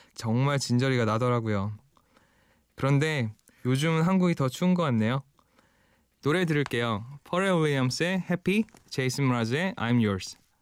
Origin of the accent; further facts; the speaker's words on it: Seoul, South Korea; moved away as an adult; now in Toronto, Canada; 20년 동안 서울에 살다가 지금 캐나다 토론토에 적을든 지 어느덧 15년 차가 된 이민 1.5세대입니다. 20살에